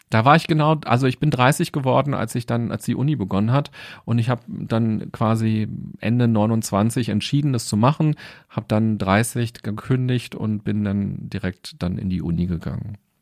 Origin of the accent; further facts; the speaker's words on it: Berlin, Germany; Ich bin in Berlin aufgewachsen und war, glaube ich, noch nie länger als zwei Wochen nicht in Berlin